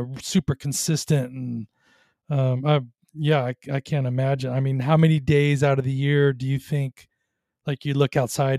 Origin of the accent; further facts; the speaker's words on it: Southern California, United States; growing up in Southern California, we get big surf